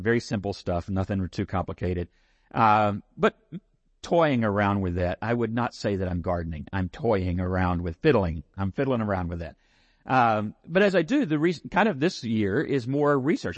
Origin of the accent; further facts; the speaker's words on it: San Angelo, Texas, United States; I'm from San Angelo